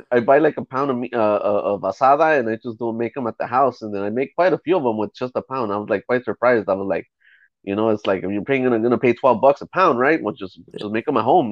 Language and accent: English; Los Angeles, California, United States; I'm from East